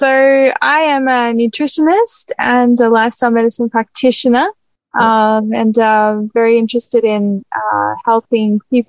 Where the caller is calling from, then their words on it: Morisset, New South Wales, Australia; I'm speaking from Morisset at the moment, over in New South Wales.